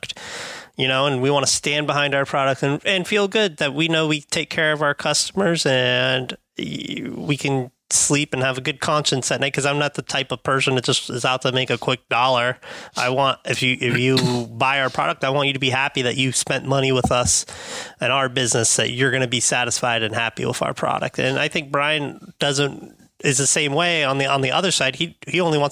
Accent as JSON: {"language": "English", "town": "Palm Beach", "region": "Florida", "country": "United States", "tie": "born or raised there", "said": "I'm a Florida, South Florida, Palm Beach"}